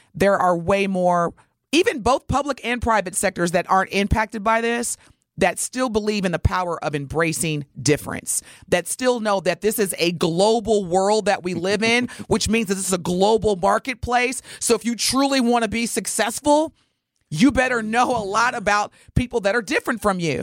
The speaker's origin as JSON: {"language": "English", "region": "Wisconsin", "country": "United States", "tie": "born or raised there", "also_born_or_lived": "Indiana", "said": "I was originally born in Indiana, but I've spent the majority of my life in Wisconsin"}